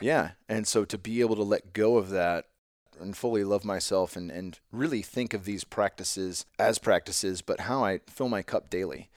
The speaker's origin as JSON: {"language": "English", "town": "San Jose", "region": "California", "country": "United States", "tie": "born or raised there", "said": "my hometown of San Jose"}